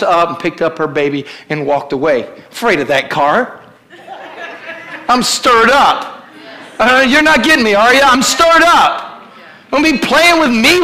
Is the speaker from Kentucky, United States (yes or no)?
yes; Kentucky, United States; I was raised in Kentucky